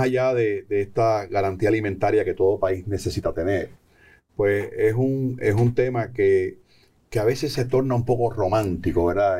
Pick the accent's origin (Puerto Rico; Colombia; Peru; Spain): Puerto Rico; como puertorriqueños y puertorriqueñas